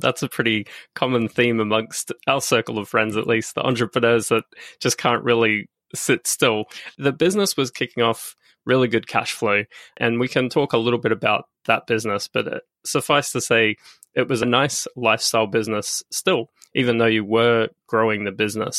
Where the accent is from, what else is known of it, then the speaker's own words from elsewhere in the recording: Australia; I'm Australian